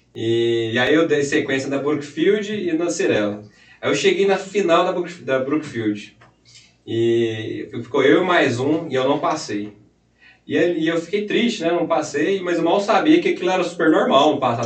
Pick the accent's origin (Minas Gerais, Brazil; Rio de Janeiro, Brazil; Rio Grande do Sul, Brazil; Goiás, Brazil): Goiás, Brazil; Anápolis; amigos aqui de Anápolis, né, Goiás